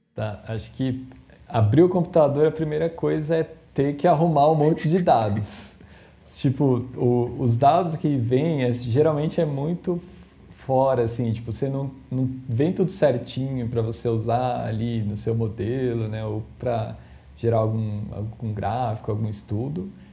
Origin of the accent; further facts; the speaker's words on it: São Paulo, Brazil; eu sou de São Paulo, né? É, da, da, capital aqui, da cidade de São Paulo mesmo